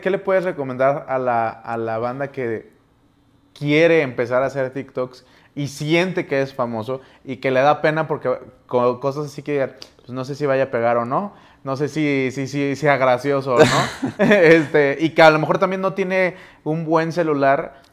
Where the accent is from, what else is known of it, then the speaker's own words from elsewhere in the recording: Mexico City, Mexico; now in Saltillo, Mexico; yo soy de Saltillo, Coahuila, bueno, soy de la Ciudad de México, pero vivimos allá